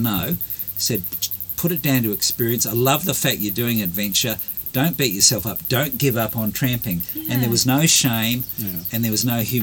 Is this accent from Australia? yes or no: yes; Australia; now in Taranaki, New Zealand; I'm Australian.